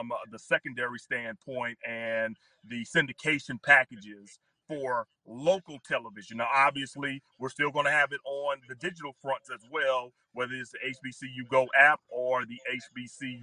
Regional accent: Baton Rouge, Louisiana, United States; I grew up in South Louisiana. I was in the Baton Rouge market

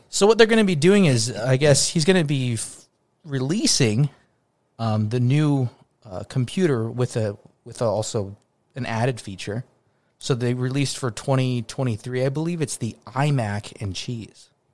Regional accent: United States; I was from Estados Unidos

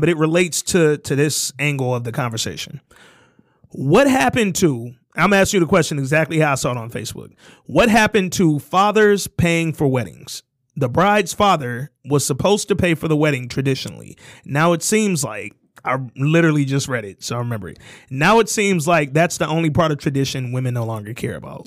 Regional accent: Detroit, Michigan, United States; we live in Michigan, where the median household income is fifty-two grand, and then specifically, we're from Detroit

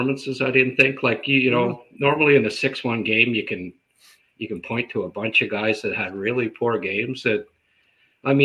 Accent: Renfrew, Ontario, Canada; I grew up in Renfrew, and it's, you know, Valley towns, right? Ottawa Valley

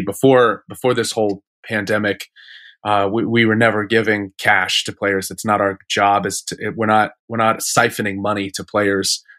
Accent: Phoenix, Arizona, United States; I grew up in Phoenix wearing, like, Mets gear

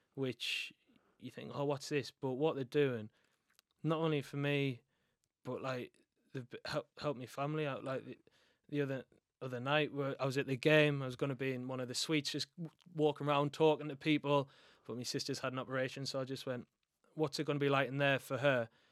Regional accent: Sunderland, North East England, United Kingdom; I'm from Sunderland

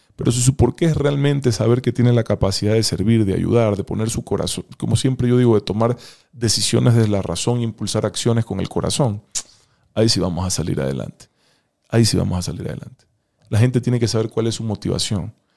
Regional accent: Ecuador; tengo derecho a vivir en paz en mi propio país

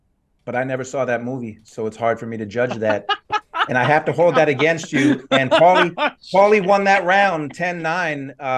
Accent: Rahway, New Jersey, United States; I'm from Rahway, Jersey.

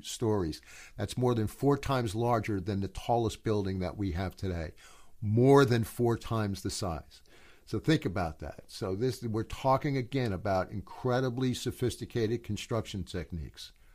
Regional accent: New York City, New York, United States; I'm from New York

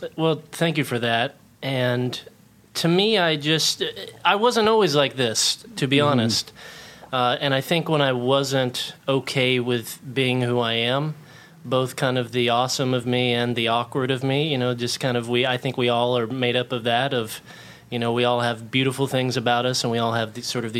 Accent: Oklahoma, United States; I grew up in Oklahoma, like I was mentioning, and then we moved to a place with a little bit of land. And so we call it the ranch.

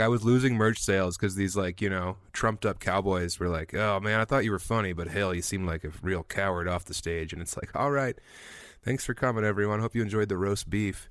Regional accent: Eastern Plains of Colorado, United States; also born or lived in Denver; now in Fort Collins, United States; I grew up on the Eastern Plains of Colorado

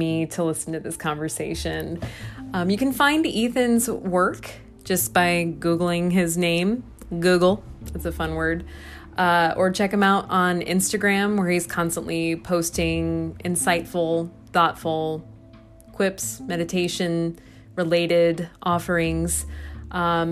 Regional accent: Des Moines, Iowa, United States; now in Milwaukee, United States; I will be back in my hometown

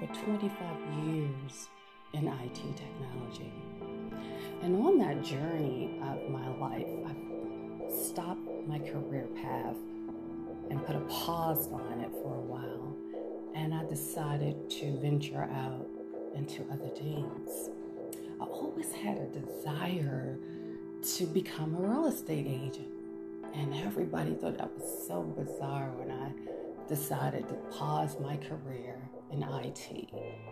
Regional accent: Washington, District of Columbia, United States; moved away as an adult; also born or lived in Charlotte, North Carolina / Phoenix, Arizona; I'm originally from Washington, D.C., grew up in the Washington, D.C. area, and I attended elementary school, junior high, and high school in the Washington, D.C. area

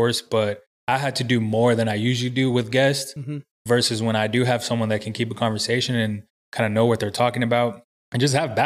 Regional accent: San Antonio, Texas, United States; also born or lived in Corpus Christi, Texas; I was raised in San Antonio

